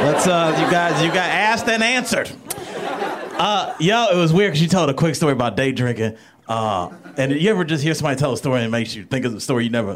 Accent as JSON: {"language": "English", "town": "Cleveland", "region": "Ohio", "country": "United States", "moved": "yes", "said": "I'm from Cleveland originally"}